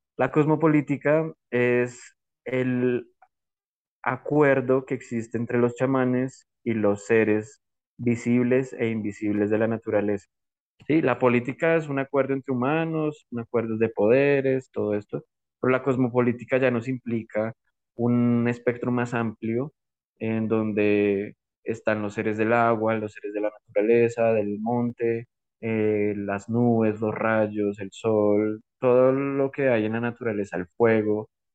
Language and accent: Spanish; Bogotá, Bogotá Capital District, Colombia; moved away as an adult; now in Putumayo, Colombia; Nací en Bogotá, crecí, estudié en la colegio, en la universidad